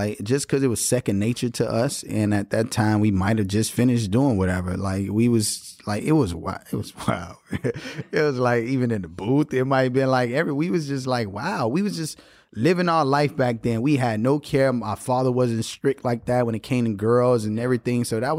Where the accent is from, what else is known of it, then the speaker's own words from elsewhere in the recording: Miami, Florida, United States; I'm from Miami.